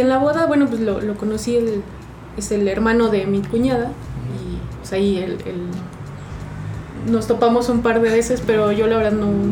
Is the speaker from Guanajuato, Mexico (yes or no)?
no; Mexico City, Mexico; soy de Ciudad de México y tengo 30 años